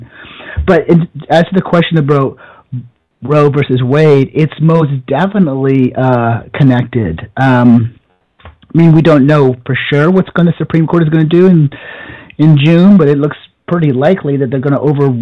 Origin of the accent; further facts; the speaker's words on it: Canada; moved away; I grew up in Canada in a village of 200 people